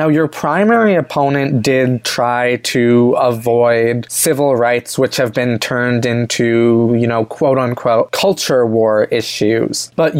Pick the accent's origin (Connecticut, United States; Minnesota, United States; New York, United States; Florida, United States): Connecticut, United States; my home state of Connecticut